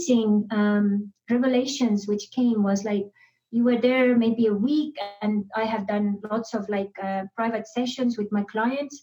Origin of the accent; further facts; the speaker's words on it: Estonia; moved away; I was born and raised in Estonia.